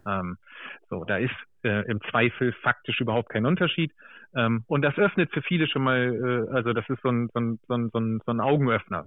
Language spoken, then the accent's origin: German; Germany; ich bin zwar äh, sozusagen im Bremer Umland groß geworden